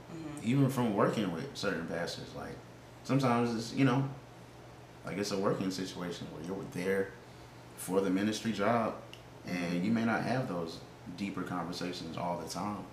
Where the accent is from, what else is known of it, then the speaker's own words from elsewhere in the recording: Indiana, United States; now in Montgomery, United States; growing up in Indiana